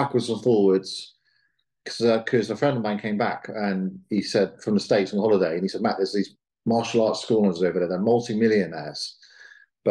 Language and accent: English; England, United Kingdom; We're English